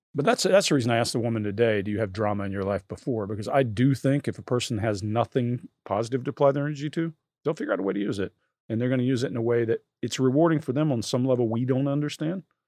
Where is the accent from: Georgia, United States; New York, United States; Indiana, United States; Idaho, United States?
Georgia, United States; South; moved away; also born or lived in New Jersey; I grew up poor in South Georgia